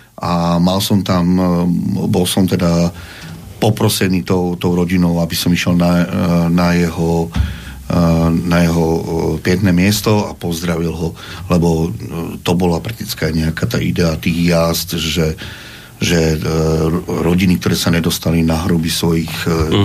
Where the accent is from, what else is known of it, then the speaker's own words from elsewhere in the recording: Slovakia; v Amerike poviem, že som Slovák